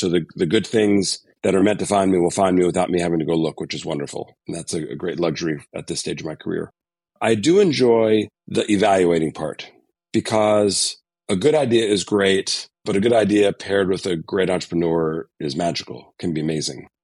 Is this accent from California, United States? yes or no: no; Connecticut, United States; moved away as an adult; I grew up in the East Coast, so I was in New England, grew up in Connecticut, a small suburb of New York City